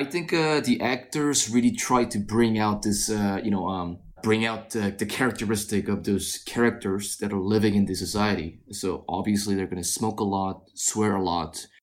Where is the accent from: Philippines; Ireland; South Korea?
South Korea; I was born and raised in South Korea